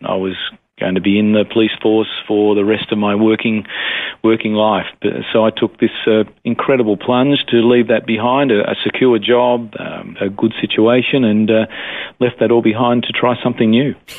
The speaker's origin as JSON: {"language": "English", "town": "Melbourne", "region": "Victoria", "country": "Australia", "tie": "born or raised there", "also_born_or_lived": "Adelaide Hills", "said": "born and bred Melbourne. Uh, this is where I, I grew up."}